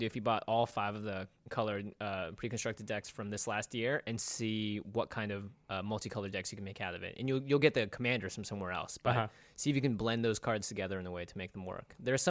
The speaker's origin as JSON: {"language": "English", "town": "Seattle", "region": "Washington", "country": "United States", "tie": "born or raised there", "said": "we grew up in Seattle, too."}